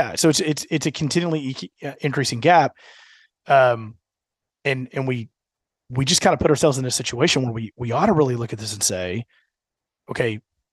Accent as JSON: {"language": "English", "town": "Katy", "region": "Texas", "country": "United States", "tie": "born or raised there", "said": "I grew up in Katy, in an area of Katy that's now been annexed by Houston, right? So it's not actually Katy proper. It was the county, and now it's Houston."}